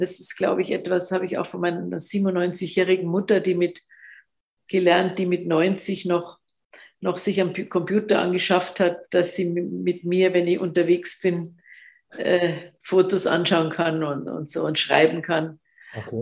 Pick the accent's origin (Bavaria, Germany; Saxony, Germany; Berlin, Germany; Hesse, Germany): Bavaria, Germany; Munich; als Münchner Kindl